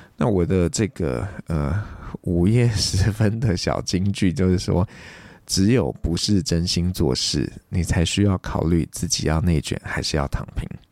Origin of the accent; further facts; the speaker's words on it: Taiwan; 台湾我们算是比较佛系的